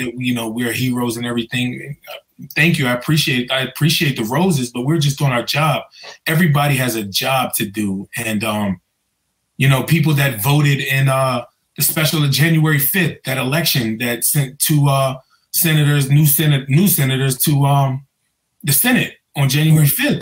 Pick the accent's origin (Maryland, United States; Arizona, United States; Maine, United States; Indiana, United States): Maryland, United States; Prince George's County; I grew up in Prince George's County.